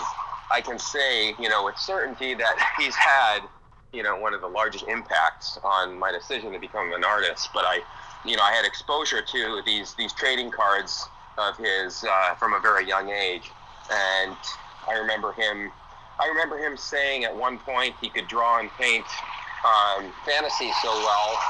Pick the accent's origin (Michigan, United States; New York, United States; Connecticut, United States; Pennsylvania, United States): Michigan, United States; moved away as an adult; now in San Francisco, United States; I live in San Francisco, and originally from Michigan, but I've been in San Francisco for the last 11 years